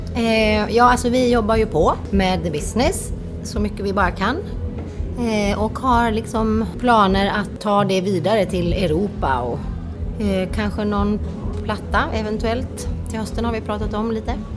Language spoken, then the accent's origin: Swedish; Timmernabben, Kalmar County, Sweden; Jag är ju från Timmernabben. Ja. ja, Mönsterås kommun. Och uppvuxen på den festivalen